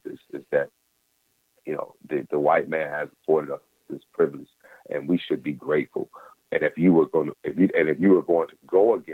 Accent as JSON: {"language": "English", "region": "Mississippi", "country": "United States", "tie": "born or raised there", "said": "Life for a black man in the 80s, growing up in Mississippi, it was a time where you kind of knew your place"}